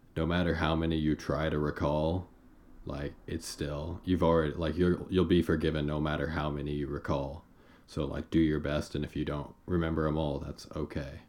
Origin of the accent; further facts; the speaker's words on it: Paola, Kansas, United States; I'm from Paola, and once we got Where's to Paola? Paola, Kansas, about 30 miles south of the Kansas City metro area